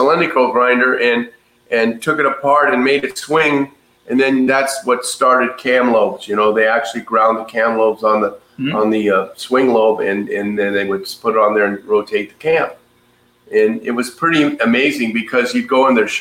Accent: Ladera Heights, California, United States; I was born and raised in Ladera Heights

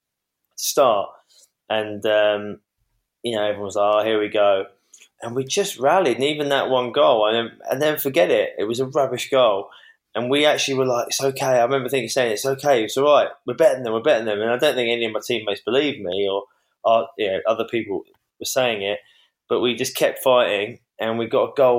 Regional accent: Cambridge, East of England, United Kingdom; I was from Cambridge, which isn't renowned for producing many sportsmen

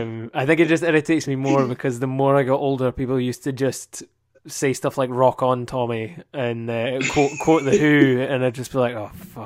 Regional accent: Dundee, Scotland, United Kingdom; I'm Dundee born and bred.

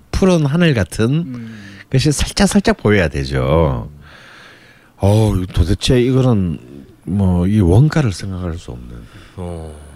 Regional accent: Busan, South Korea; 저는 동네 파전의 부산 출신이기

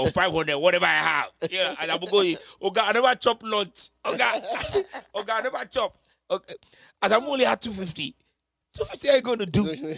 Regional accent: Nigeria; growing up in Nigeria

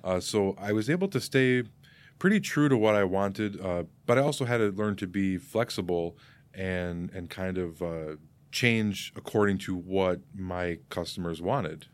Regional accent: Geneva, Illinois, United States; also born or lived in Saint Charles, Illinois; I grew up in Geneva

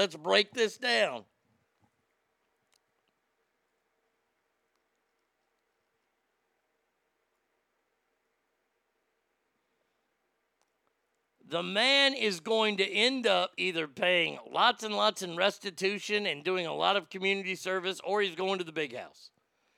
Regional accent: United States; as an American

